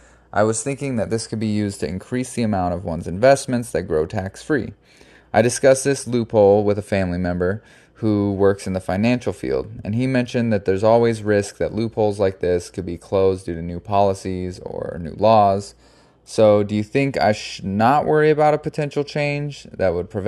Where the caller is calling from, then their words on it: St. Petersburg, Florida, United States; I'm reaching out from St. Pete, Florida.